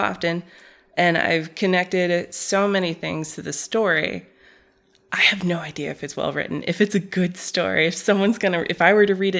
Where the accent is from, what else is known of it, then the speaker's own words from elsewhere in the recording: Saudi Arabia; But so the reason it made its way into our home is because we were, again, growing up in Saudi Arabia.